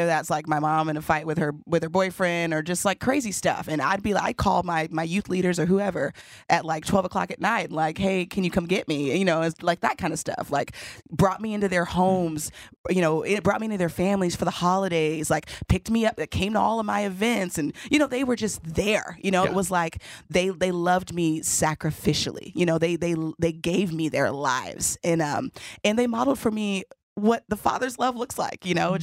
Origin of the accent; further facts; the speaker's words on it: Houston, Texas, United States; I grew up in Houston